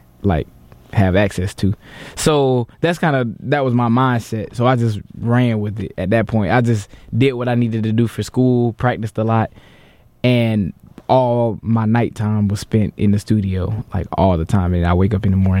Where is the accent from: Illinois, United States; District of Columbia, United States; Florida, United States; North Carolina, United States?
Florida, United States; Jacksonville; moved away as an adult; now in New York, United States; I'm from Jacksonville, Florida. Moved up here for school